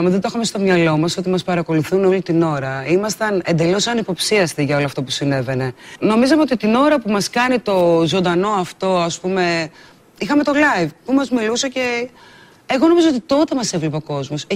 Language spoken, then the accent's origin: Greek; Nea Nikomideia, Central Macedonia, Greece; είμαι 30 χρονών και είμαι από τη Νέα Νικομίδια Εμαθίας.